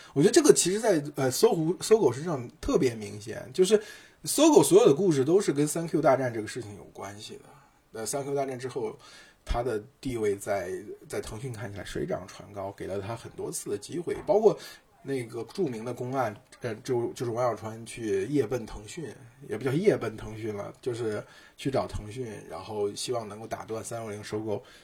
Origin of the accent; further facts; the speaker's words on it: China; 我们中国人